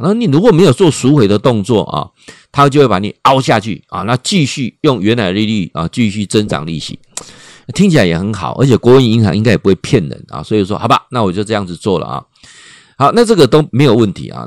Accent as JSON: {"language": "Chinese", "country": "Taiwan", "accent": "Taiwanese accent", "said": "他知道我是台湾来的。你其实他们一听就知道我们台湾来的。他说我们台湾人讲话有一个台湾腔啦"}